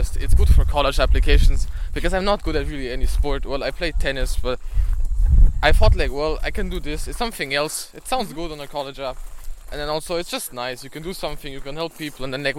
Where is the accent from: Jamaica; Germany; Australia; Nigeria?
Germany; accent: German; English is a second language; now in United States; I'm a sophomore from Germany. You hear from my accent probably.